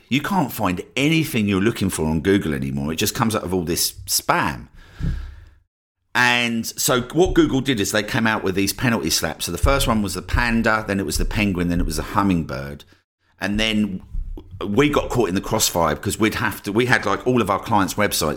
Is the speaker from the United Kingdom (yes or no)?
yes; Essex, East of England, United Kingdom; moved away as an adult; also born or lived in Cornwall / Brighton; my hometown in Essex